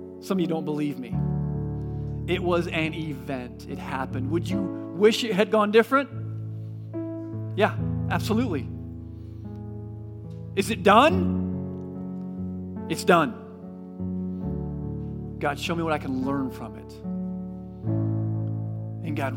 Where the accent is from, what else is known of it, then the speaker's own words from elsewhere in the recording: California, United States; moved away; I come from California.